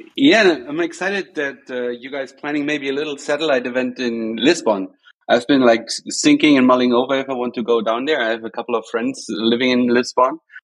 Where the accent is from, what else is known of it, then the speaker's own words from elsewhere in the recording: Cologne, North Rhine-Westphalia, Germany; Cologne, which is like almost my hometown